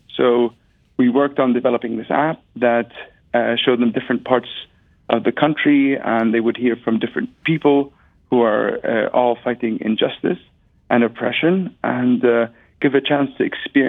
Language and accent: English; Jericho, Palestine; also born or lived in Jerusalem; I was born in Jerusalem. I grew up between Jericho and Jerusalem. And I was part of the Oslo generation, so the generation of Palestinians that experienced the tail end of the First Intifada and the Second Intifada.